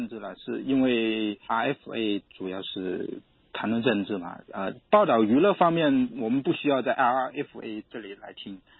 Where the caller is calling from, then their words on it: Guangdong, China; 我从广东。